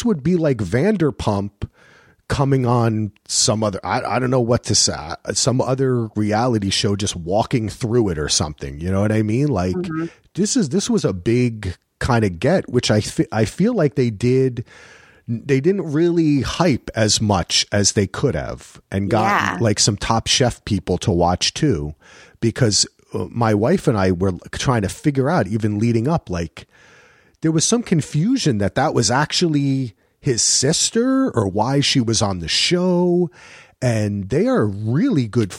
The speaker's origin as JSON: {"language": "English", "region": "New Jersey", "country": "United States", "said": "But I'm from Jersey, so sometimes they go the O's and the A's."}